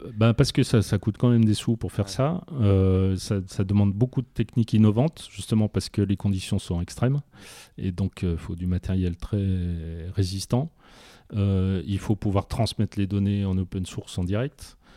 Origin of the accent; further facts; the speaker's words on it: France; on est français